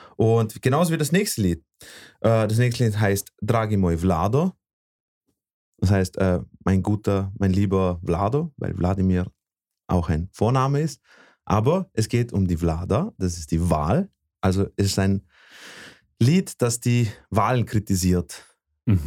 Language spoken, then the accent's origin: German; Bosnia & Herzegovina; also born or lived in Vorarlberg; now in Austria; aus meinem Heimatland